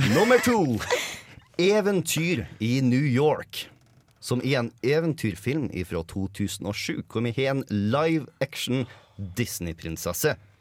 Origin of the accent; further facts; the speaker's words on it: Møre og Romsdal, Norway; jeg er romsdaling